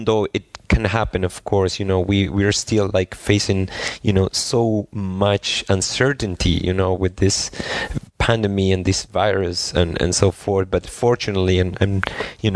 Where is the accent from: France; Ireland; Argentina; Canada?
Argentina; moved away as an adult; also born or lived in Spain / San Francisco, United States / Germany; I'm originally from Argentina